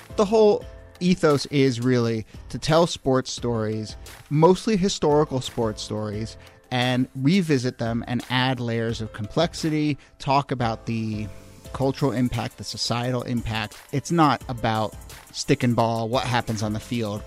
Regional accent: Washington, District of Columbia, United States; moved away; WAMU, which is my hometown uh, public radio station.

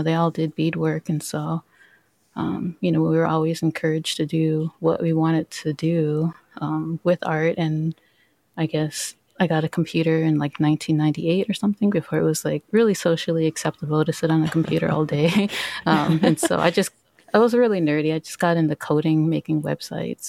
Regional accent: Minneapolis, Minnesota, United States; I grew up in Minneapolis. I grew up at Little Earth, which is like an urban Native American community.

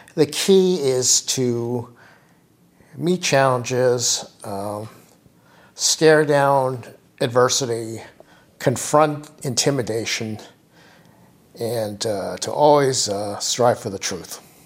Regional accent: New York City, New York, United States; I was born in New York City

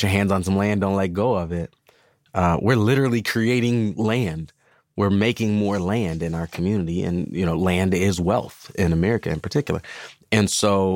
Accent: St. Paul, Minnesota, United States; I grew up in Central Village in St. Paul

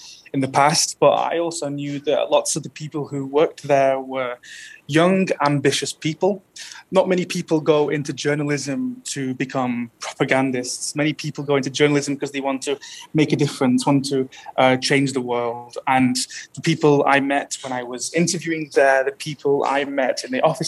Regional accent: United Kingdom; now in Russia; I'm a British citizen.

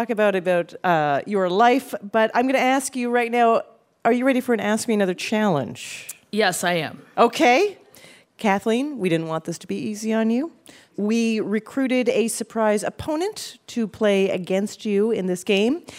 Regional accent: Canada

